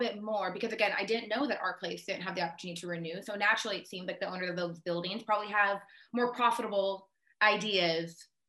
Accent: Renton, Washington, United States; I was born and raised in Renton and I went to school on Capitol Hill in Seattle U

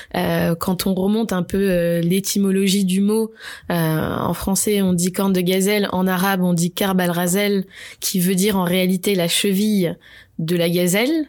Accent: Bordeaux, Nouvelle-Aquitaine, France; also born or lived in Marseille; je suis de Bordeaux. J'ai grandi, j'ai grandi presque toute ma vie à Bordeaux

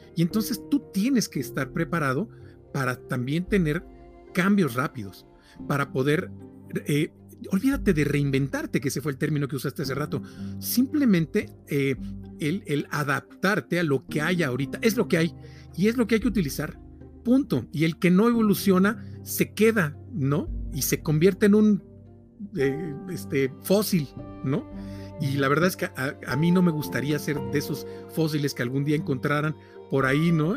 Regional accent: Poza Rica, Veracruz, Mexico; also born or lived in Agua Dulce, Veracruz / Mexico City; Yo soy de Poza Rica, del, norte de Veracruz

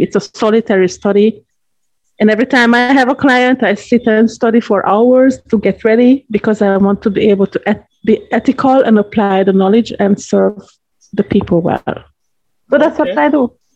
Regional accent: Hungary; moved away as an adult; now in Jamaica; I live in Jamaica 20 years now. I'm a citizen. I'm a dual citizen. Originally, I'm from Hungary, so I am a Hungarian citizen

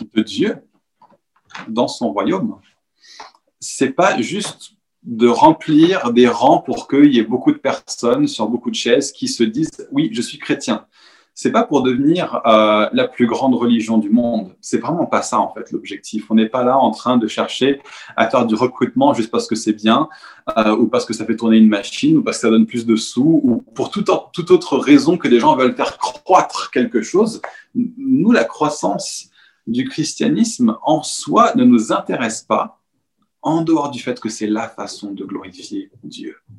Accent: Paris, Île-de-France, France; en tant que Parisien

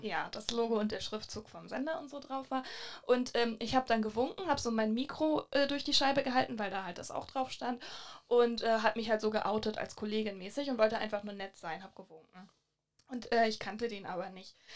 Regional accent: Hamburg, Germany; woher kommst du denn? Und dann meinte ich halt so, ja, Hamburg

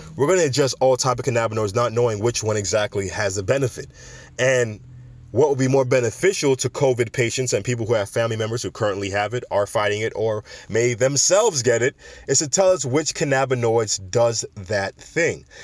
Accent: Jamaica; my home country of Jamaica

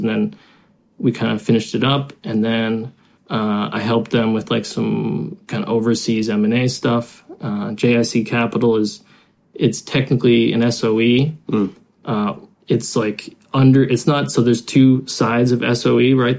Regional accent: United States; moved away as an adult; now in China; I'm American. I've been in China 12 years.

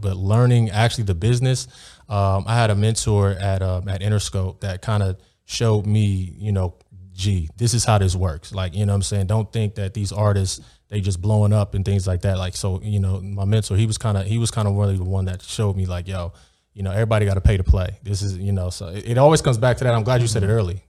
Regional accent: Beverly Hills, California, United States; I grew up in Beverly Hills

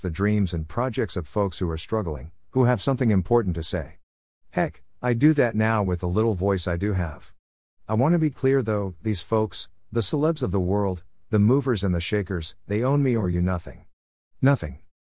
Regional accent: Newfoundland and Labrador, Canada; I am the Newfoundlander who is trying to preserve some of our history

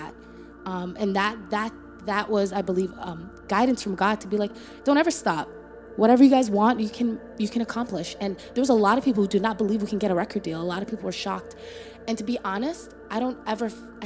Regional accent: Toronto, Ontario, Canada; also born or lived in Somalia; we're former refugees from Somalia, you know, grew up in Toronto, Canada

